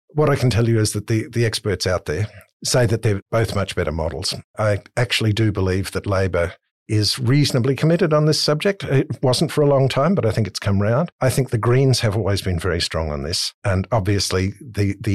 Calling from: Manly, New South Wales, Australia; from Manly.

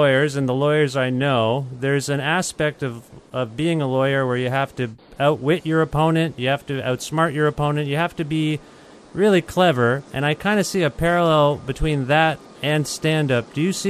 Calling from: Guelph, Ontario, Canada; I'm calling you from Guelph, Ontario, which is just west of Toronto.

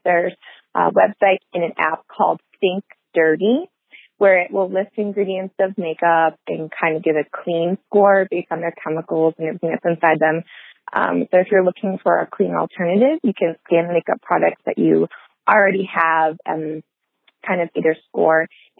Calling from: Michigan, United States; I'm calling from Michigan

